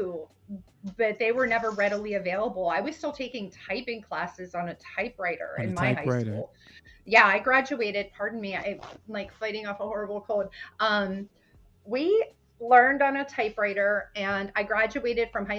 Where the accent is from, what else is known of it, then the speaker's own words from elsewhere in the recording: Pennsylvania, United States; also born or lived in Brooklyn, New York (family); I grew up in Pennsylvania